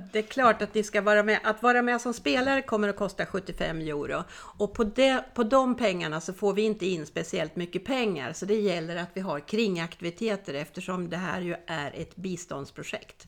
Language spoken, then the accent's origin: Swedish; Sweden; moved away as an adult; now in Spain; Det är jag som är svensk